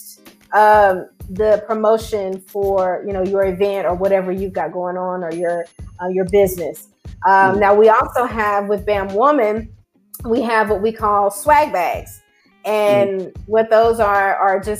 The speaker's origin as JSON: {"language": "English", "region": "East Texas", "country": "United States", "tie": "born or raised there", "said": "here in my hometown"}